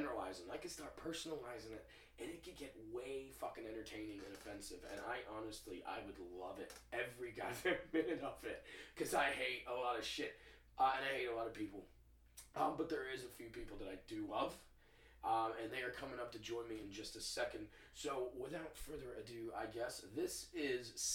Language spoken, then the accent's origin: English; the South, United States; I grew up in the South